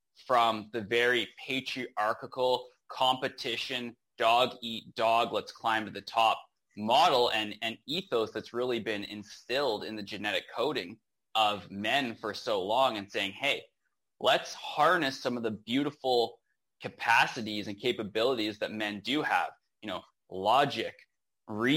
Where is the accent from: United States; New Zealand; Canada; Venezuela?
Canada; Rocky Mountains, Western Canada; moved away as an adult; now in Nicaragua; So I'm born and raised in Western Canada in the Rocky Mountains is where I grew up.